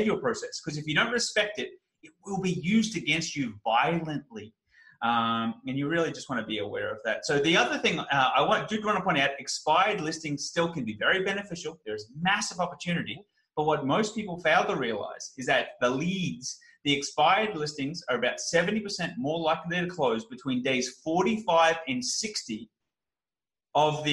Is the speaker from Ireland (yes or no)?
no; Australia; I'm an Australian